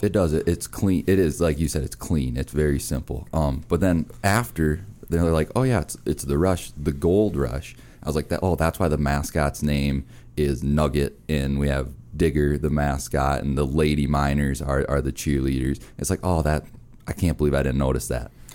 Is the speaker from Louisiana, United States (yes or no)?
no; Minnesota, United States; I'm from Minnesota